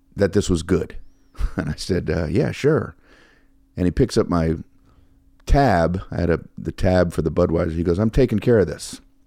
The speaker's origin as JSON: {"language": "English", "town": "Miami", "region": "Florida", "country": "United States", "tie": "born or raised there", "also_born_or_lived": "Fort Lauderdale / New York / Los Angeles", "moved": "as an adult", "lives_now": "Las Vegas, United States", "said": "we grew up in Miami"}